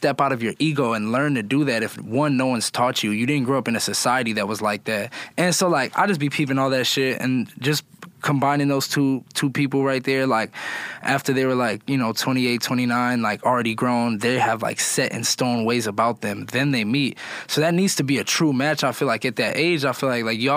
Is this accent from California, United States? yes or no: no; Phoenix, Arizona, United States; moved away as an adult; now in Los Angeles, United States; I grew up in Phoenix